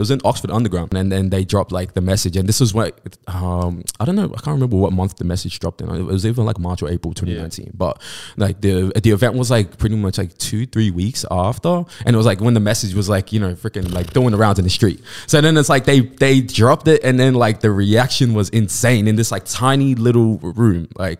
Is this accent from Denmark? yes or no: no; New South Wales, Australia; That's not Inner West. It's like a whole thing. Like, so I grew up in Greater West. We call it Greater West.